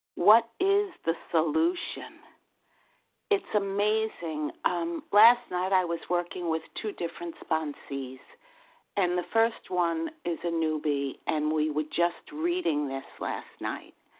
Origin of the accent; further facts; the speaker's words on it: New York, United States; accent: New York; my New York accent